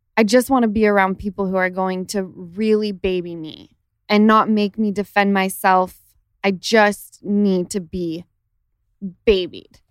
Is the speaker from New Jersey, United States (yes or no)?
no; Utah, United States; now in Los Angeles, United States; Since the time I lived in Utah